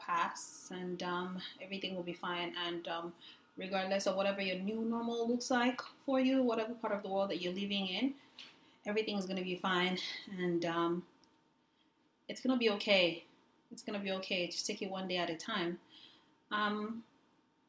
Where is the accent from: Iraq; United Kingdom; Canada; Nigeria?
Nigeria; Lagos; we grew up in Lagos, Nigeria